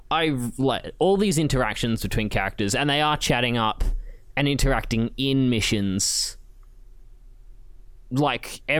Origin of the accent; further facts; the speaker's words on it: Canada; Oh, well, I'm Canadian.